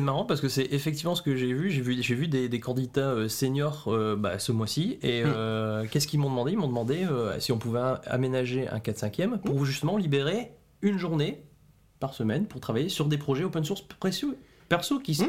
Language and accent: French; north of France, France; je viens du nord de la France